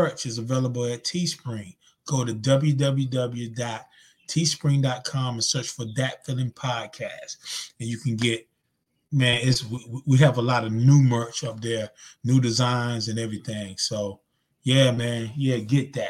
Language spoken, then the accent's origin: English; Zebulon, North Carolina, United States; moved away; my hometown, Z-Town, Zebulon, North Carolina